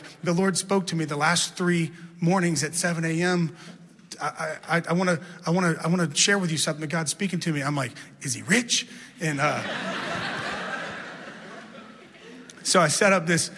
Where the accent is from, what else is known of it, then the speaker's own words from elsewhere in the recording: Baton Rouge, Louisiana, United States; I grew up in Baton Rouge, Louisiana